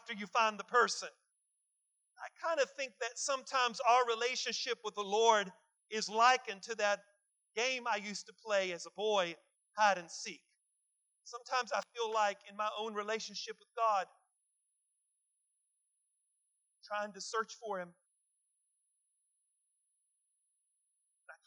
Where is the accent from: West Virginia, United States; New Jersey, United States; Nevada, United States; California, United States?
West Virginia, United States; growing up in West Virginia